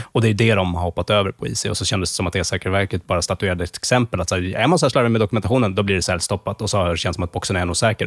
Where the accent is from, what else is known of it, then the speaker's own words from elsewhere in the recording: Sweden; som svensk